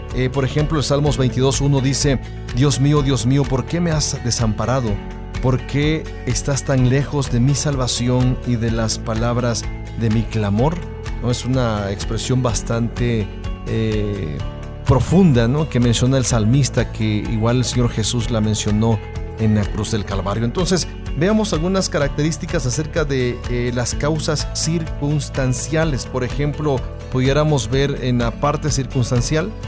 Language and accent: Spanish; Tangamandapio, Michoacán, Mexico; lugar donde yo nací. Siempre digo ahí, Tamangandapio